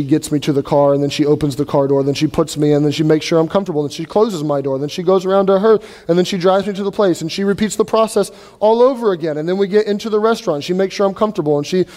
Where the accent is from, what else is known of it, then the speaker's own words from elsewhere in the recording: United States; we're Americans